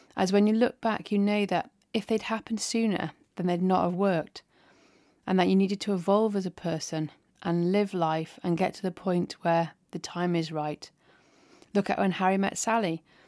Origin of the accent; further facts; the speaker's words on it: England, United Kingdom; I'm English